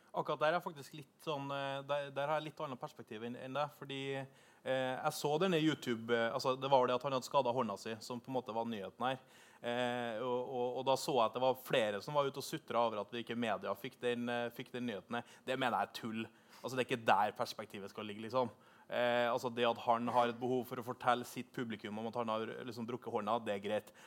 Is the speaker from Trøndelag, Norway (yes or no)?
yes; Trondheim, Trøndelag, Norway; now in Oslo, Norway; Og så er jeg fra Trondheim